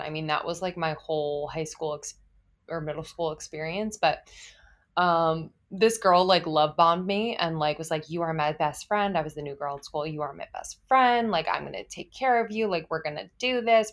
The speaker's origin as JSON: {"language": "English", "region": "East Coast", "country": "United States", "tie": "born or raised there", "also_born_or_lived": "Los Angeles / New York", "lives_now": "Brooklyn, United States", "said": "I grew up on the East Coast, s, and I have lived in New York before"}